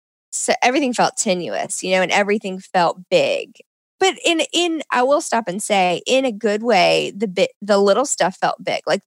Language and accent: English; Nashville, Tennessee, United States; Like I live in Nashville, and I grew up in Nashville